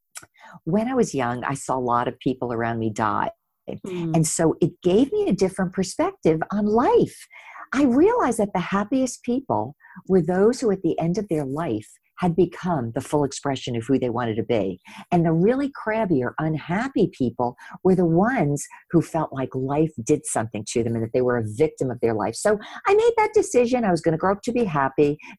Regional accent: New Jersey, United States; my road started in New Jersey. I grew up right outside of New York City in a small 1 square mile town

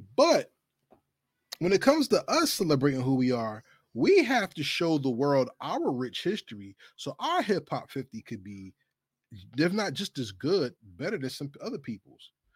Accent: New Jersey, United States; I'm from New Jersey.

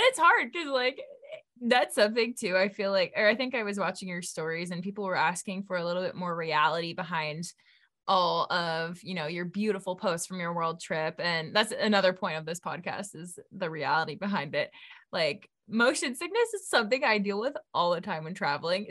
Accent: California, United States; we're from California

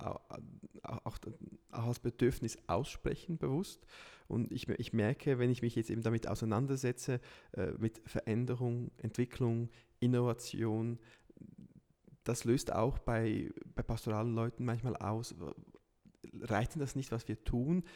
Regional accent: Lucerne, Switzerland; in Luzern, wo, wo ich herkomme

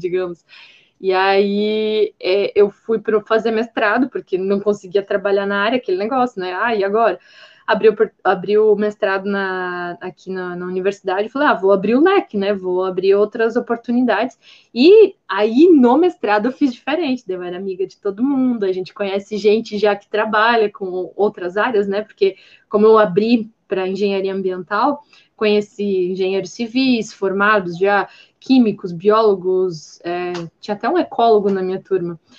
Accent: Blumenau, Santa Catarina, Brazil; now in Gaspar, Brazil; sou nascida em Blumenau, Santa Catarina, hoje eu moro em outra cidade, estou morando em Gaspar mas é, eu sempre morei numa área com bastante vegetação

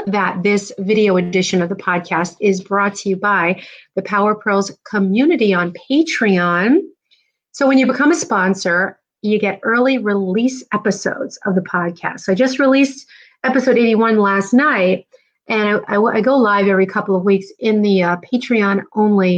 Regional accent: New Jersey, United States; also born or lived in New York; now in Indiana, United States; I grew up in New Jersey

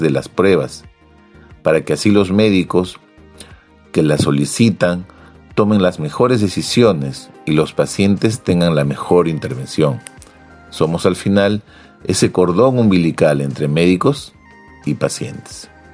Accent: Peru; En mi país, en el, Perú

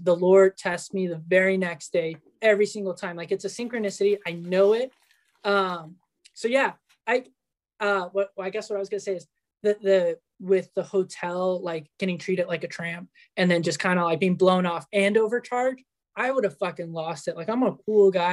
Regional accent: Yucatán, Mexico; moved away; also born or lived in California, United States; I was born in California. I grew up in Mexico

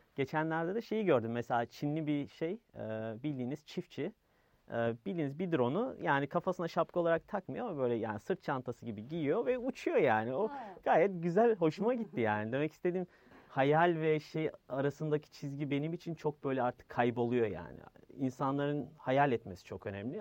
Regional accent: Yeniköy, Istanbul, Turkey; also born or lived in United States; Yani yeni Yeniköylüyüm ben

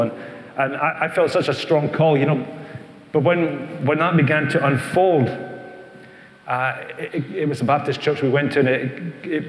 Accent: East Kilbride, Scotland, United Kingdom; this is my wife Helen, over there in the green. And we come from East Kilbride

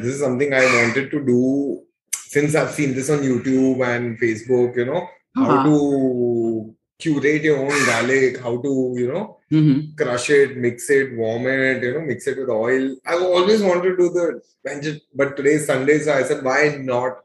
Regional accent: Mumbai, Maharashtra, India; also born or lived in Kandivali, Mumbai; I'm a thoroughbred Bandra boy. Born in Bandra, lived in Bandra

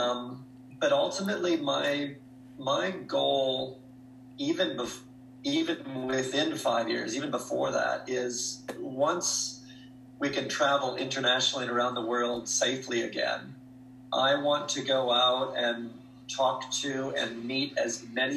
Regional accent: Jeffers, Minnesota, United States; moved away as an adult; also born or lived in Duluth, Minnesota; now in Australia; I was born and raised in Jeffers, Minnesota. My parents are still there

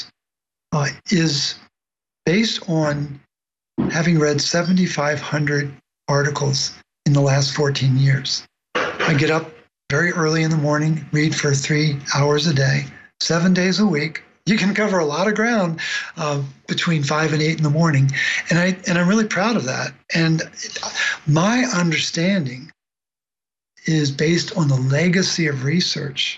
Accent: Baltimore, Maryland, United States; I grew up in Baltimore

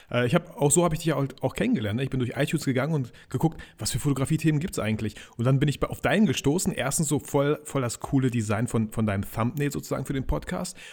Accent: Kazakhstan; also born or lived in Russia; now in Germany; Wir haben uns Double Nation genannt, weil ich komme irgendwie so ursprünglich aus Kasachstan, aus Russland, der Kollege aus Polen

